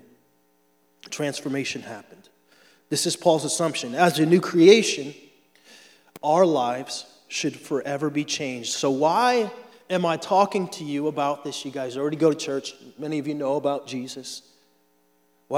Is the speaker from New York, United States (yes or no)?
no; Florida, United States; I'm from Florida